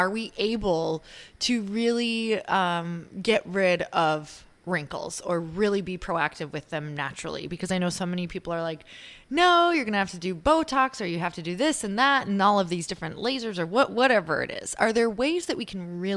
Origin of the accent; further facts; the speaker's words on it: Midwest, United States; moved away as an adult; now in California, United States; I'm originally from the Midwest. I live out in California now